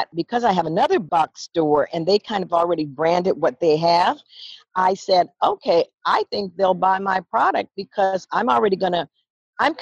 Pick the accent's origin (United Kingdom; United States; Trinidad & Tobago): United States; Southern California; moved away as an adult; now in San Francisco, United States; grew up in Southern California